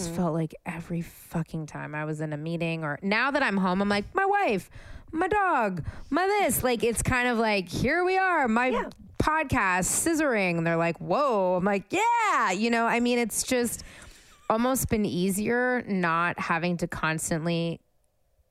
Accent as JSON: {"language": "English", "town": "San Francisco", "region": "California", "country": "United States", "moved": "yes", "lives_now": "Los Angeles, United States", "said": "I'm from San Francisco"}